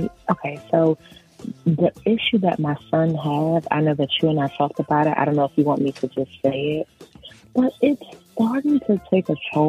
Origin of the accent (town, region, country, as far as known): Maryland, United States